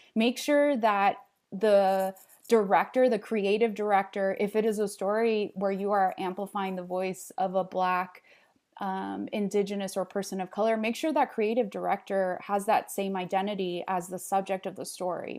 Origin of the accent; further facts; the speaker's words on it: Los Angeles, California, United States; English is a second language; moved away as an adult; also born or lived in Santa Barbara; in Los Angeles, I w, grew up with this abundance of diversity and cultures